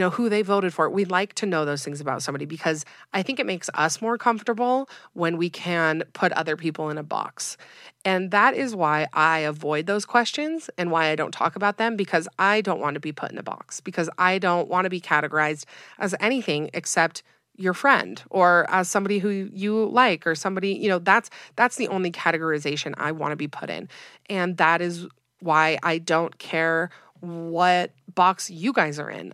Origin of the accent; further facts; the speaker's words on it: Utah, United States; I'm from Utah, have lived here my whole life